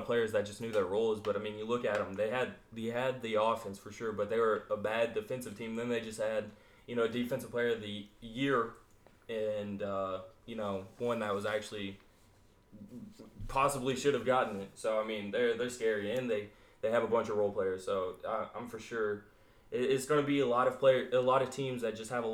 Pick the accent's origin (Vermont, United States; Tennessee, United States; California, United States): Tennessee, United States; Memphis; growing up in Memphis